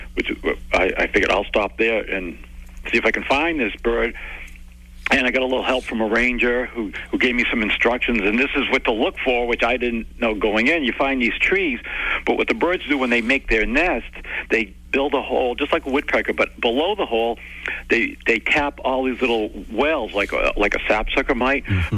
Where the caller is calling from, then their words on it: Sacramento, California, United States; I'm calling from Sacramento, California